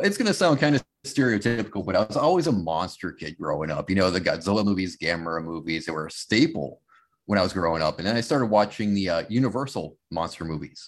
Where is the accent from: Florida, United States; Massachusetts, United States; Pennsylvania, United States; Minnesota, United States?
Massachusetts, United States; growing up in Massachusetts